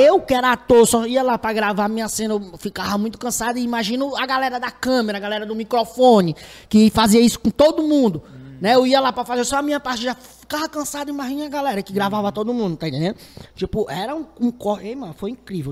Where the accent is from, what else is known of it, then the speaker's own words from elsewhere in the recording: Fortaleza, Ceará, Brazil; eu sou do Pirambu